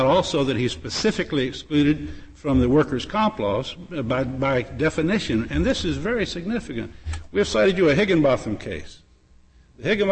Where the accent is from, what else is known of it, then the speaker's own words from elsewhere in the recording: Florida, United States; my home state of Florida